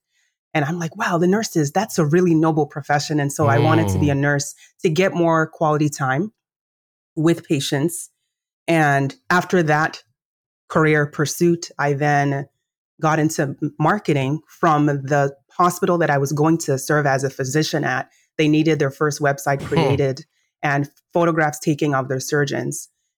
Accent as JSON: {"language": "English", "country": "Nigeria", "said": "I'm Nigerian by origin, as you know. And so in Nigerian culture, the most notable or noteworthy career is, threefold."}